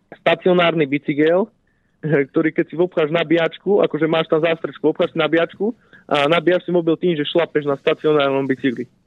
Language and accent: Slovak; Slovenská Ľupča, Banská Bystrica Region, Slovakia; v mojej rodnej dedinke Slovenskej Lubči